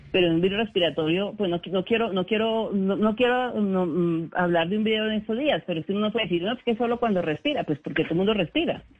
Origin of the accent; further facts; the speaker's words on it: Colombia; como colombianos